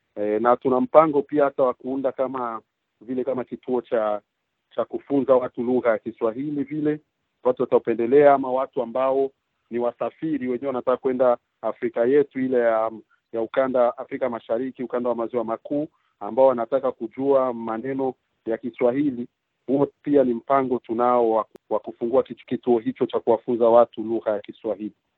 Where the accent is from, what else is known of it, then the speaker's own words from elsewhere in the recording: Burundi; also born or lived in Quebec, Canada; now in Canada; Mimi ni mtu kutoka Burundi ambapo sasa hivi naishi hapa Canada